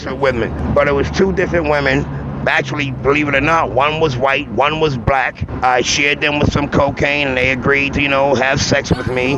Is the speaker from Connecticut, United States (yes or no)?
no; Boston, Massachusetts, United States; I'm from Boston, Massachusetts, Roxbury